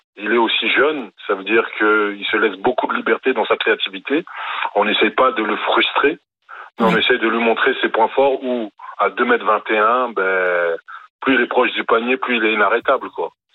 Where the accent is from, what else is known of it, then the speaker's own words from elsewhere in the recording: France; je suis français, sélectionneur du Cameroun